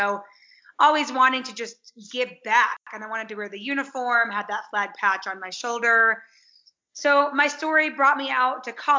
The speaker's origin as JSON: {"language": "English", "town": "Chicago", "region": "Illinois", "country": "United States", "moved": "as an adult", "lives_now": "Colorado Springs, United States", "said": "Thanks for having me on. I currently live in Colorado Springs. So I'm from Chicago. Well, my family and I moved out from Chicago in early 2019"}